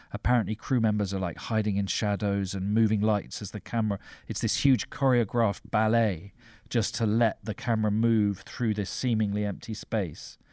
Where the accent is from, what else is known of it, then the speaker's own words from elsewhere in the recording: London, United Kingdom; growing up in South London